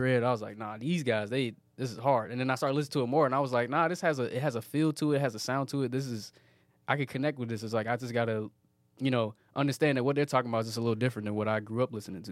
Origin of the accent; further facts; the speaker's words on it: Petersburg, Virginia, United States; moved away; also born or lived in Atlanta, Georgia; I was born in Petersburg, Virginia, and grew up there.